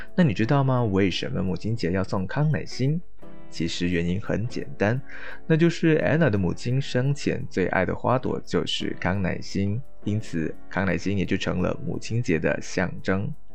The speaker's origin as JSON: {"language": "Chinese", "country": "Malaysia", "tie": "born or raised there", "said": "跟我一样是在马来西亚长大"}